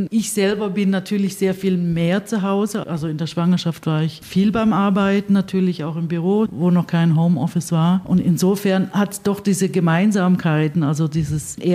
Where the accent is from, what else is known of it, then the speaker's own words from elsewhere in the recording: Stuttgart, Baden-Württemberg, Germany; Ich bin in Stuttgart aufgewachsen bzw. geboren.